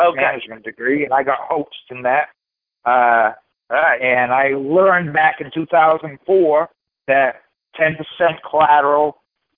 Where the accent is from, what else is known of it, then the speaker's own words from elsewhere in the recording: Maine, United States; we're from Maine, and we don't use R's